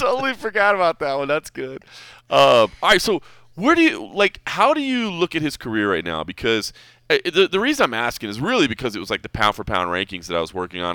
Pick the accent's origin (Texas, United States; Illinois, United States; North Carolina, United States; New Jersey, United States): Texas, United States; Dallas; now in Las Vegas, United States; I grew up in Dallas, Fort Worth.